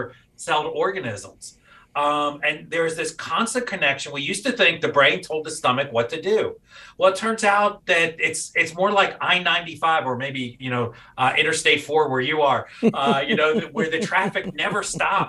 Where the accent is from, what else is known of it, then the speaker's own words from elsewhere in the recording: New York City, New York, United States; I'm a native New York City boy and grew up around there